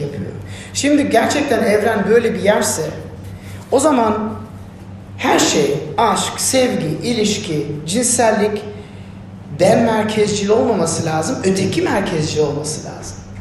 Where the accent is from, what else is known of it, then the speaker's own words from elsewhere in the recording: Turkey; ne mutlu Türk'üm diye, diyene diyorsanız benim gibi